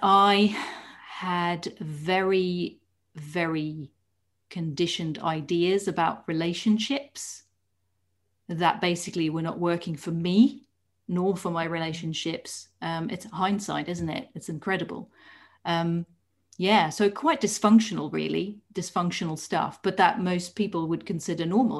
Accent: Netherlands; moved away as an adult; now in United Kingdom; I was born in the Netherlands

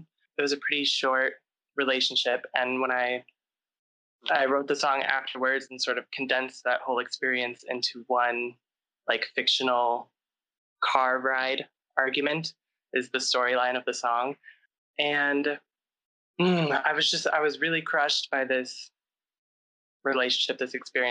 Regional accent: St. Louis, Missouri, United States; moved away as an adult; also born or lived in Chicago; I grew up in St. Louis, Missouri, and then I moved to Chicago to start music school.

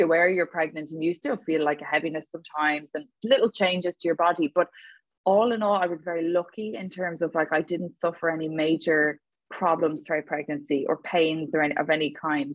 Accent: Dublin, Leinster, Ireland; now in Galway, Ireland; I'm from Dublin, Adrian. A lot of people assume that I'm from Galway, and I'm not. I'm a dub

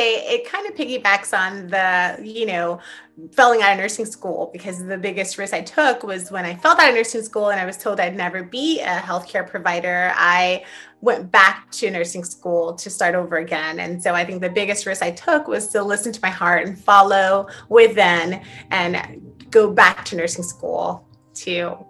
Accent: Miami, Florida, United States; growing up in Miami, again, my parents, immigrants from Haiti.

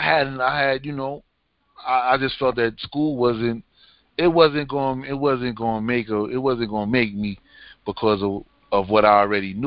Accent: New York City, New York, United States; I grew up in Staten Island.

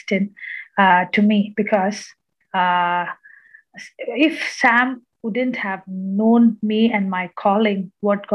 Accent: Kerala, India; now in Chennai, India; I am from Kerala

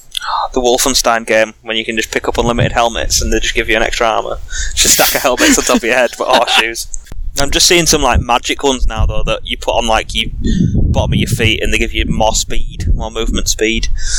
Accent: Yorkshire and the Humber, United Kingdom; accent: Yorkshire; my Yorkshire accent

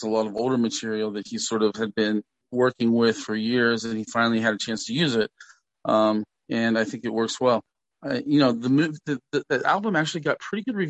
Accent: Morgantown, West Virginia, United States; Morgantown, West Virginia, my hometown

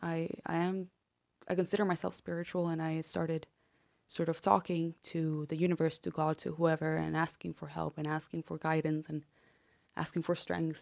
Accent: Argentina; now in Netherlands; I'm from Argentina

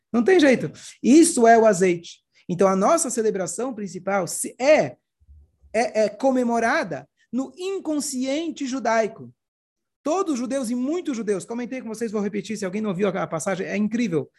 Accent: Brazil; also born or lived in Canada; Brasil, não sou israelense, não sou, sou Brasil

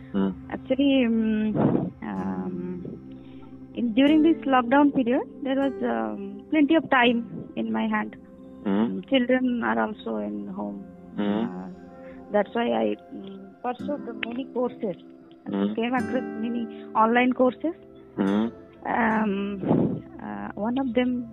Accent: Bhubaneswar, Odisha, India; moved away as an adult; now in Durgapur, India; I am basically from Bhubaneswar, Odisha. Now I reside in Durgapur, West Bengal, because here my husband is working

